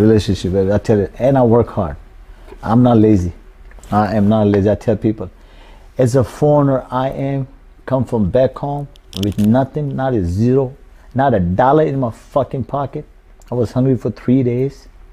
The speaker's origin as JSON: {"language": "English", "country": "Pakistan", "second_language": "English", "moved": "as an adult", "lives_now": "New Orleans, United States", "said": "I'm from Pakistan"}